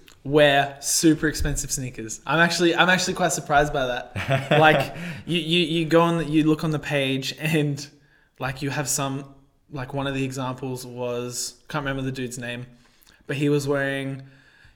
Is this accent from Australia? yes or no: yes; Australia; I guess my heritage is European, but I'm pretty Aussie